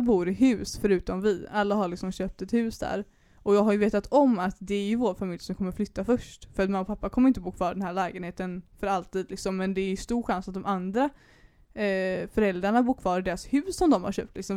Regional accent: Majorna, Högsbohöjd, Västra Götaland, Sweden; also born or lived in Bokenäs; vi bodde i Majorna när, vi var, när jag var liten liksom. Sen så råkade vi bara hamna på Högsbohöjd för att vi flyttade hem från Bokenäs

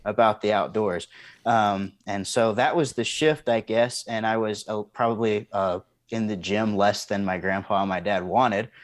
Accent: East Texas, United States; now in Montana, United States; born and raised in East Texas, the son of a basketball coach

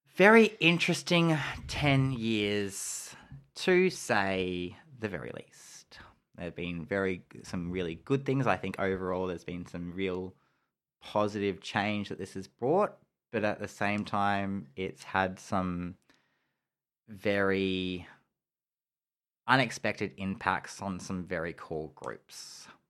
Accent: Geelong, Victoria, Australia; it's my hometown

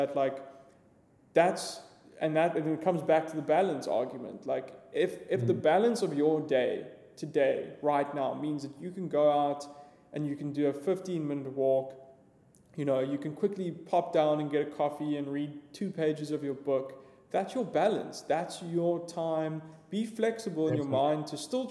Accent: Johannesburg, Gauteng, South Africa; I grew up in Joburg.

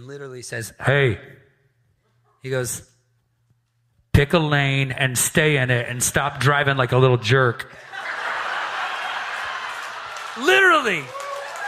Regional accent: the Bible Belt, the South, United States; now in New England, United States; I'm from the Bible Belt

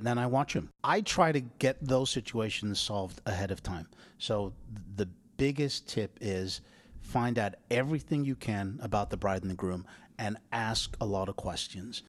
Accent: England, United Kingdom; moved away; Because I'm English

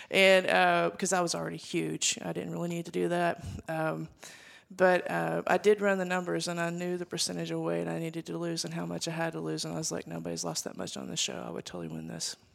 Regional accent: Arkansas, United States; I grew up here in Arkansas in, in a small town, very rural

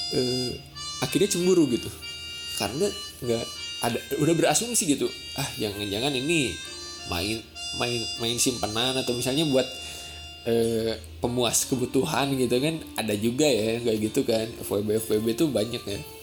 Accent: Sundanese lands, Tanah Sunda, Indonesia; first language Sundanese; Indonesian is a second language; moved away as an adult; aslinya gua tuh asli dari tanah Sunda gitu. Jadi, gua kelahiran Sunda, dan selama dua puluh dua tahun itu dari gua lahir sampai gua kuliah, eh, itu tuh pakai kata Sunda

